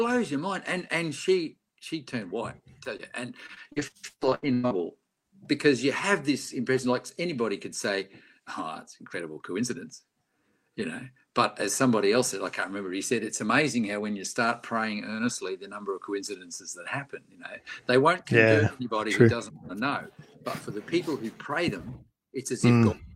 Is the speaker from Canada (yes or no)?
no; Australia; I was being too Aussie